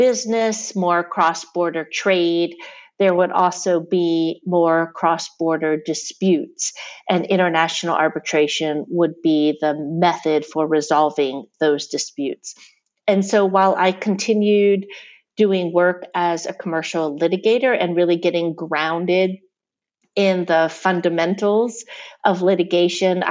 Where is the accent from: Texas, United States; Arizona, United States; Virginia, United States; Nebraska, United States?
Virginia, United States; Richmond; I grew up in Richmond, Virginia, and returned to Richmond after law school